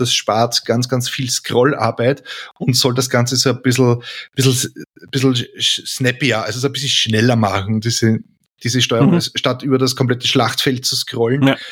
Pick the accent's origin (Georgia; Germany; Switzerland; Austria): Austria; Lower Austria; ich bin Niederösterreicher